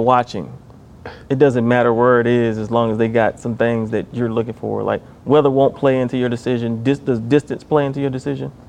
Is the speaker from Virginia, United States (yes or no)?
yes; Martinsville, Virginia, United States; the Martinsville Phillies, which was my hometown